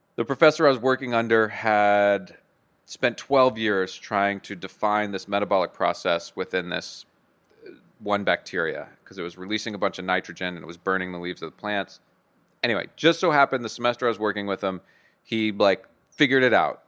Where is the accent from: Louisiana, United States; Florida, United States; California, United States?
Louisiana, United States; Bayou Hermitage; I'm from Podung, Louisiana, about thirty miles outside of New Orleans, um, a little town called Bayou Hermitage